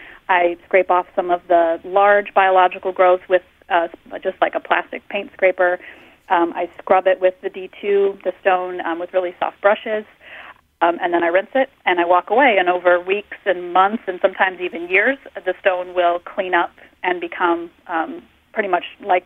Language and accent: English; Maine, United States; I grew up in Maine and around a lot of old cemeteries, and in Vermont I started to do a lot of research around here